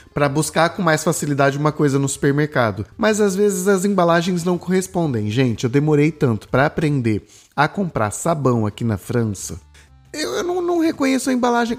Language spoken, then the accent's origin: Portuguese; Brazil; vem eu, brasileiro, com as minhas cargas, com a minha história